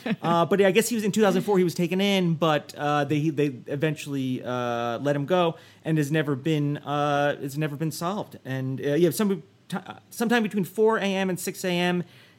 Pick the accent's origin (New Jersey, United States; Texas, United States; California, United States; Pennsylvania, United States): New Jersey, United States; New Jersey, my home state.